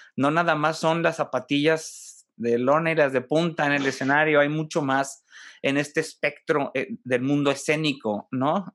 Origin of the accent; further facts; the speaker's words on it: Monterrey, Nuevo León, Mexico; a los de Monterrey